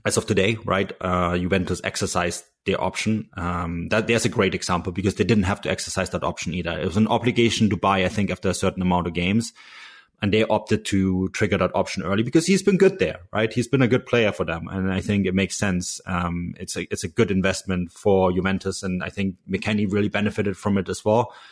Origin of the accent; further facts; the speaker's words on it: Munich, Bavaria, Germany; also born or lived in Canadian West Coast; now in Canada; I'm from Munich